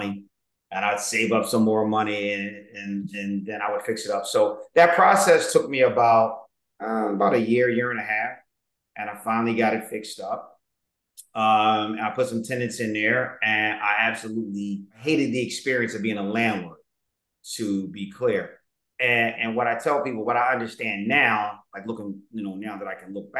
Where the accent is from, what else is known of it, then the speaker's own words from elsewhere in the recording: Philadelphia, Pennsylvania, United States; I was raised in Southwest. I actually bought my parents' home